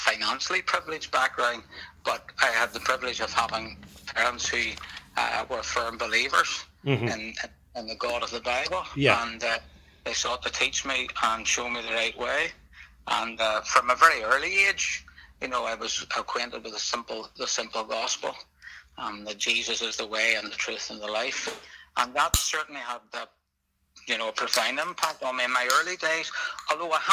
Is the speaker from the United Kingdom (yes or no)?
yes; Northern Ireland, United Kingdom; now in England; sometimes I describe myself as an Ulsterman, because I grew up in Northern Ireland